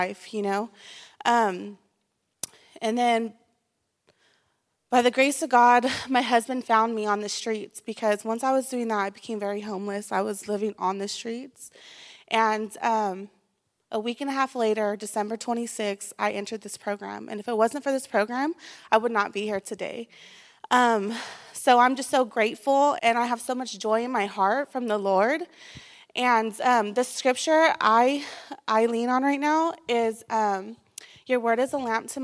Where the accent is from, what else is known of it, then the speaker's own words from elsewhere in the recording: Bakersfield, California, United States; I'm from Bakersfield, California